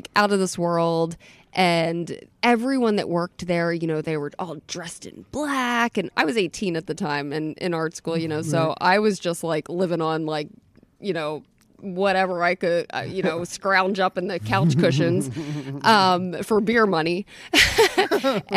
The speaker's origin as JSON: {"language": "English", "town": "Atlantic City", "region": "New Jersey", "country": "United States", "tie": "born or raised there", "also_born_or_lived": "Munich", "moved": "yes", "lives_now": "Philadelphia, United States", "said": "I'm from Atlantic City. I grew up in Atlantic City"}